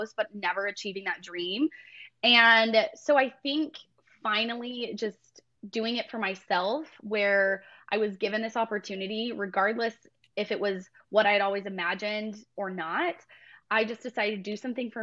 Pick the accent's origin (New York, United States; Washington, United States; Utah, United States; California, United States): Utah, United States; Mapleton; moved away as an adult; now in Tennessee, United States; I was born and raised in Mapleton, Utah. That's where I grew up.